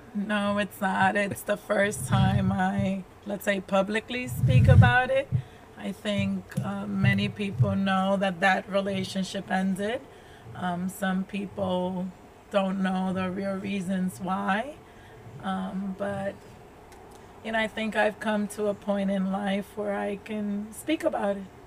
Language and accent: English; New York, United States; also born or lived in Dominican Republic; I grew up in New York